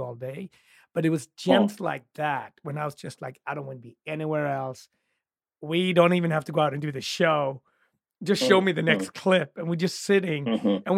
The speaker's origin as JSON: {"language": "English", "town": "Gothenburg", "region": "Västra Götaland", "country": "Sweden", "tie": "born or raised there", "said": "my hometown in Gothenburg"}